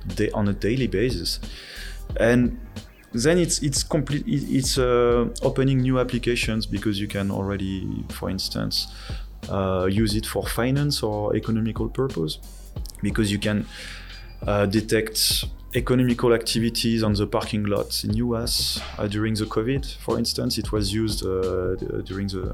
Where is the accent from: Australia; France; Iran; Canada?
France; accent: French; English is a second language; moved away as an adult; also born or lived in Netherlands; now in Taiwan; my French accent. Uh, so I'm from France, and I uh, I studied over there